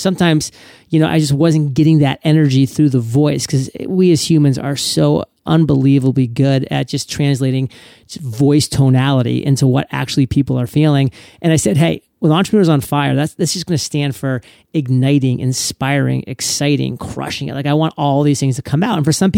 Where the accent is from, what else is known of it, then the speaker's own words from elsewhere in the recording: Maine, United States; I mean, you're talking to a Mainer right now. I mean, I'm from Maine. We've done all that stuff. I mean, we split wood every single fall, literally.